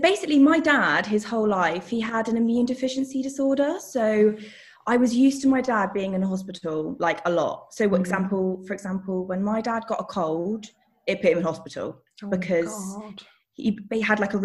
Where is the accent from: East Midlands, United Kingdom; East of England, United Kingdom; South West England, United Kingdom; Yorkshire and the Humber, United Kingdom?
South West England, United Kingdom; Devon; now in London, United Kingdom; I'm originally from Devon, but at the moment I live in London